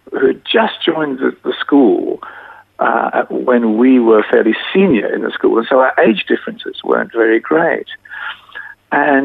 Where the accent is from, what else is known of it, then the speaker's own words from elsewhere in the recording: Adelaide, South Australia, Australia; I was born in Adelaide.